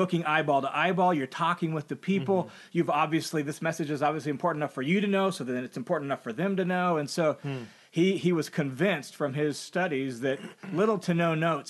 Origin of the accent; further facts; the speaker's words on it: Tacoma, Washington, United States; moved away as an adult; now in Boise, United States; So I grew up in the Tacoma, Washington area, but I moved to Boise, Idaho in the late 80s to go to Bible college.